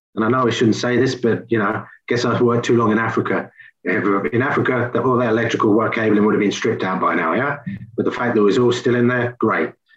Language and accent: English; England, United Kingdom; moved away; I'm English.